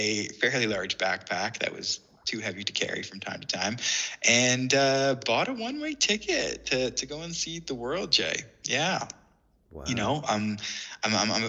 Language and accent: English; Sarnia, Ontario, Canada; moved away as an adult; now in Leeds, United Kingdom; I hail from the city of Sarnia, which is in the province of Ontario.